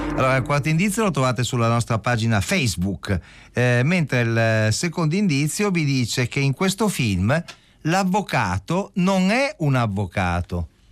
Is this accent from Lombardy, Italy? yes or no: no; Turin, Piedmont, Italy; io invece da torinese